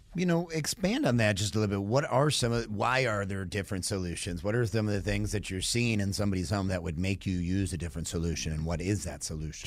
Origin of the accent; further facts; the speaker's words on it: Michigan, United States; now in Georgia, United States; I'm from Michigan